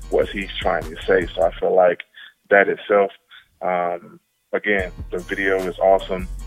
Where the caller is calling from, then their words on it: Mooresville, United States; I'm calling from Mooresville.